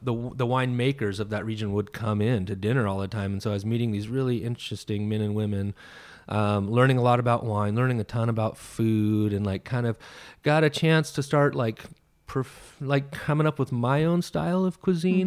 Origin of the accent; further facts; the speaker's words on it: Sacramento, California, United States; also born or lived in Central Coast, California; I was born in Sacramento and yeah. um, I moved to the Central Coast in the summer in between seventh and eighth grade